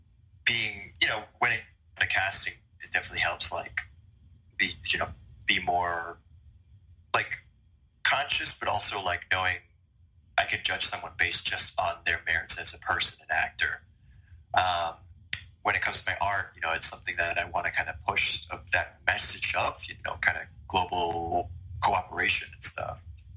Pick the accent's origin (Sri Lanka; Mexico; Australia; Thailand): Thailand; Bangkok; I moved to Bangkok pretty much permanently around the third grade. And yeah, I mean, just growing up in Southeast Asia